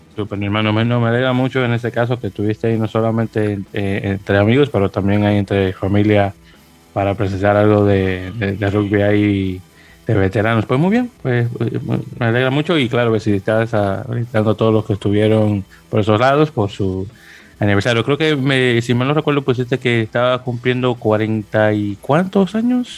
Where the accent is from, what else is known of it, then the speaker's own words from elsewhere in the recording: Santo Domingo, Dominican Republic; now in New York, United States; de Santo Domingo, República Dominicana, radicado en la bella ciudad de Nueva York